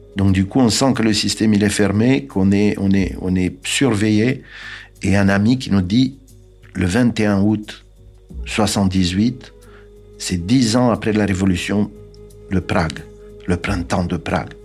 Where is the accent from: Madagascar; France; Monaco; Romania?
Romania; Bucharest; French is a second language; moved away; Je suis né en 1951 à Bucarest, en Roumanie